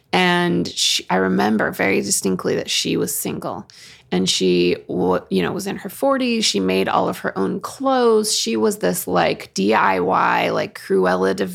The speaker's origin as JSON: {"language": "English", "region": "Oregon", "country": "United States", "tie": "born or raised there", "also_born_or_lived": "Utah", "moved": "as an adult", "said": "I grew up in Oregon and because my parents are converts"}